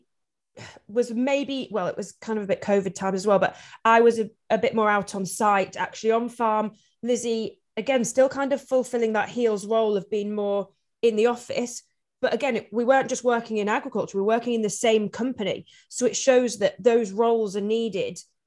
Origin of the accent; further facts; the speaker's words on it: Yorkshire and the Humber, United Kingdom; I'm from Yorkshire